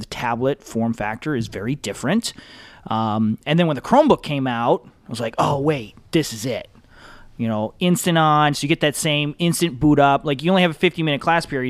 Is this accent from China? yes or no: no; Michigan, United States; I'm from Michigan